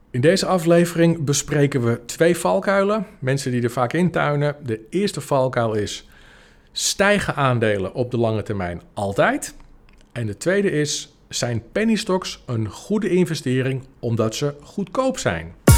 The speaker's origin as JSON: {"language": "Dutch", "region": "Apulia", "country": "Italy", "moved": "yes", "said": "de provincie Puglia, waar, eh, waar ik vandaan kom."}